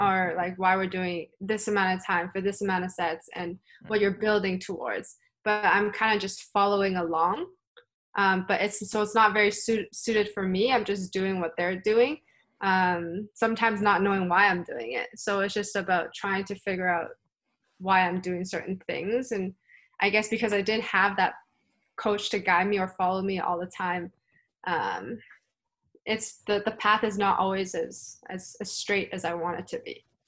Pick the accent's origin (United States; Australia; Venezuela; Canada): Canada; I am from the Pan Am region